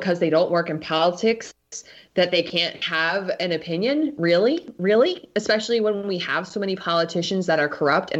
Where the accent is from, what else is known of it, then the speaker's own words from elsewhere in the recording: New Jersey, United States; I'm from New Jersey